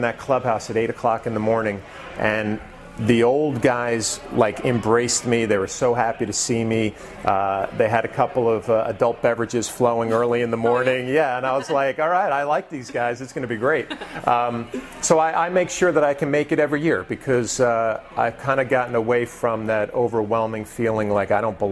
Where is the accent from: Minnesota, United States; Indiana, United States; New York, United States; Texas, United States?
New York, United States; West Nyack; I grew up in West Nyack, New York